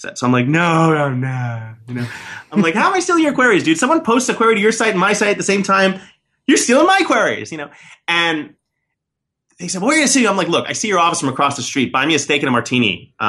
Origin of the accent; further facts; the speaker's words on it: New York City, New York, United States; I was born and raised in New York City.